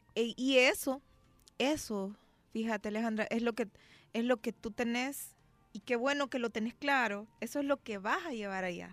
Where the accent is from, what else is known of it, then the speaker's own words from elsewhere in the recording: Nicaragua; now in El Salvador; por muy nicaragüense que yo sea